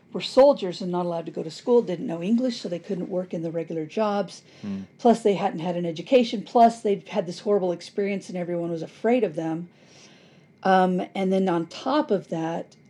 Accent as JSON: {"language": "English", "country": "United States", "said": "I'm American and I'm not Catholic and I'm not Protestant"}